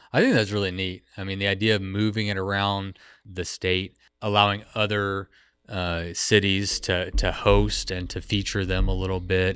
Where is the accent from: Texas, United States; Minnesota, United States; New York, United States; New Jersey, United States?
Texas, United States; I'm from Texas